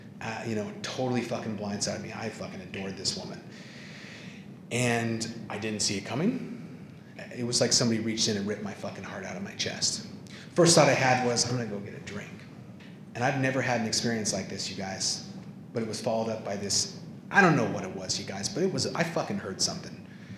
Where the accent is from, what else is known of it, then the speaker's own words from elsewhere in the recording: Ireland; And I was like, this is fucked up. Because I'm super Irish.